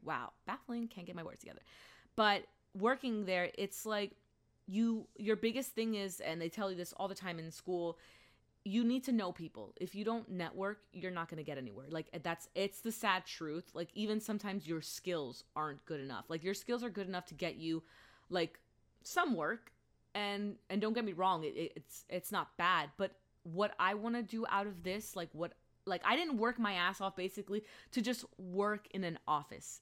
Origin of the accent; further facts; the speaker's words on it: Allentown, Pennsylvania, United States; moved away as an adult; also born or lived in Philadelphia; the school that I went to in my hometown of Allentown